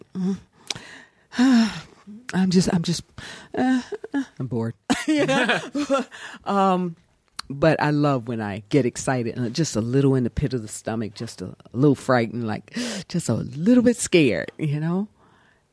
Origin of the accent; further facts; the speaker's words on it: the South, United States; moved away as an adult; now in Los Angeles, United States; growing up in South, little public school, going to Yale